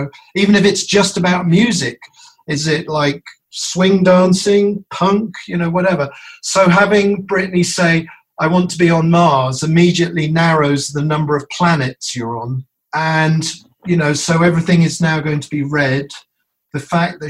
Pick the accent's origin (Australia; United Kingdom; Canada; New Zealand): United Kingdom; now in United States; I'm a Brit originally